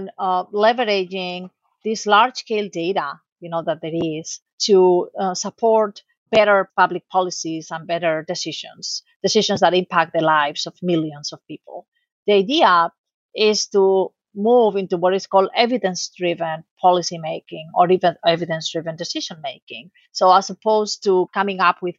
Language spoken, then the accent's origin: English; Spain; moved away; also born or lived in United States; I'm originally from Spain